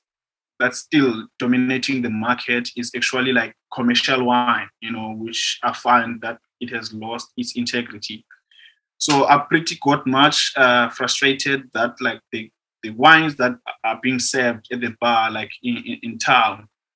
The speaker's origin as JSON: {"language": "English", "town": "Khayelitsha", "region": "Western Cape", "country": "South Africa", "tie": "born or raised there", "said": "wine itself, like, has never been part of my, like, African culture, you know."}